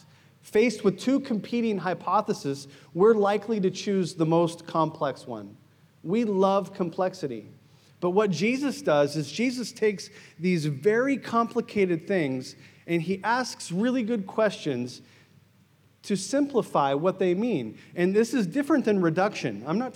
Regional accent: United States; moved away; I'm American

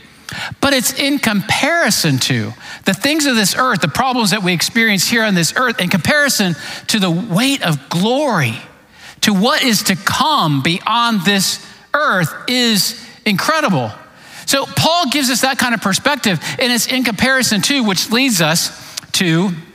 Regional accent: Clearwater, Florida, United States; moved away as an adult; also born or lived in East Tennessee; I was raised in Clearwater, Florida

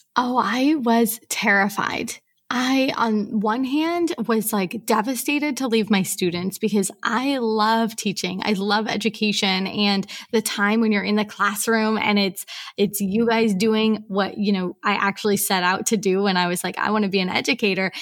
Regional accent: Portland, Oregon, United States; moved away as an adult; now in Mauritius; I am from Portland, Oregon, although I actually haven't lived at home in about ten years

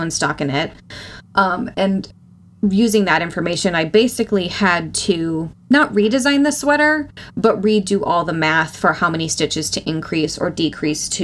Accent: North Dakota, United States; my family also is from rural Minnesota, and then I grew up in North Dakota.

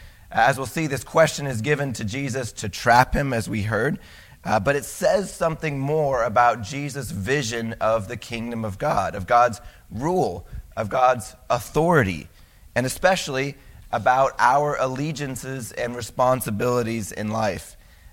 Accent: United States; I'm an American. I live in a state. I live in a city.

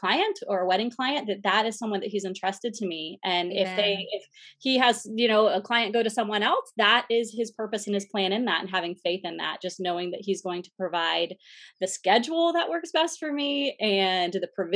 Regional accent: Central Florida, United States; I moved back to my hometown in Central Florida

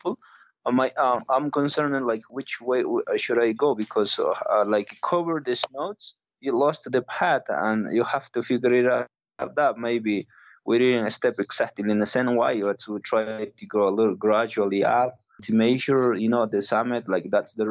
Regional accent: the Andes, Cusco, Peru; English is a second language; I grew up in the Andes. So 11, 12 years old, I moved to Cusco City.

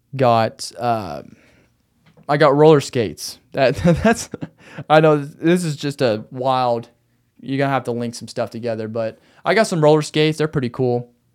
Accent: Arkansas, United States; now in Phoenix, United States; in Arkansas, In my hometown

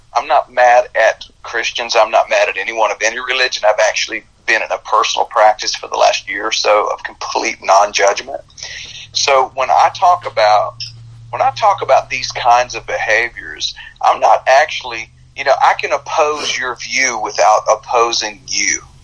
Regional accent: United States; I was born in America

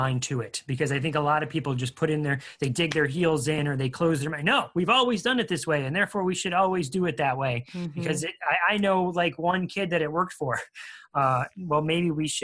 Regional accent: Buffalo, New York, United States; I'm from Buffalo

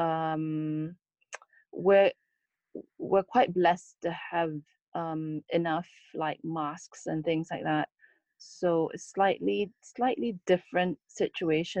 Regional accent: Singapore; as a Singaporean

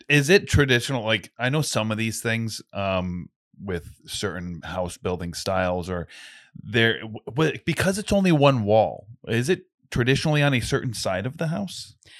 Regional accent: Slatersville, Rhode Island, United States; I grew up in Slatersville

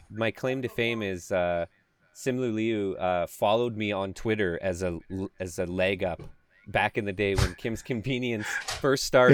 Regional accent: Canada; I'm Canadian

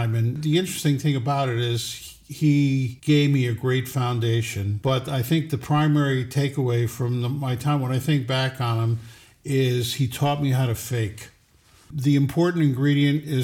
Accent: Troy, New York, United States; moved away as an adult; now in West Hurley, United States; I was born in Troy, New York

